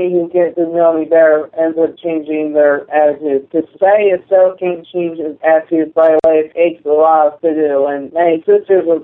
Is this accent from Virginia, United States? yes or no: yes; Woodbridge, Virginia, United States; I'm from Woodbridge, Virginia.